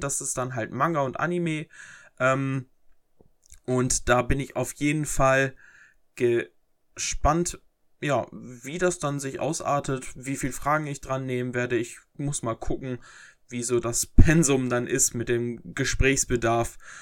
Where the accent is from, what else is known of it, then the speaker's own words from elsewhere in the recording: Herford, North Rhine-Westphalia, Germany; mein Ort, wo ich herkomme